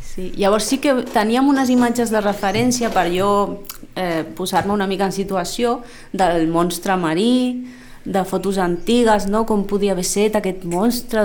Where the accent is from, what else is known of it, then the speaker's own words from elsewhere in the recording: Lleida, Catalonia, Spain; also born or lived in Formentera; now in Sitges, Spain; jo sóc de Lleida i allí, allí havia creat el meu món